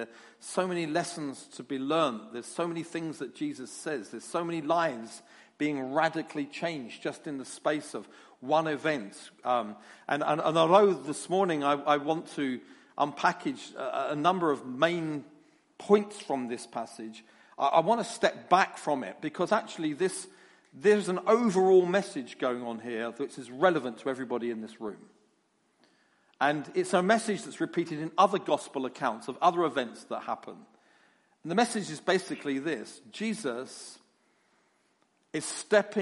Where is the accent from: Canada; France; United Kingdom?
United Kingdom; London; you can get used to my accent. Because I come from London